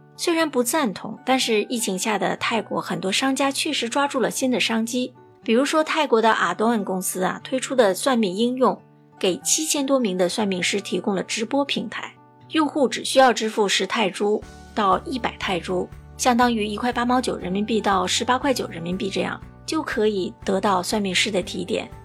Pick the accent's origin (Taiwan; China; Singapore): Singapore; 我是来自新加坡的…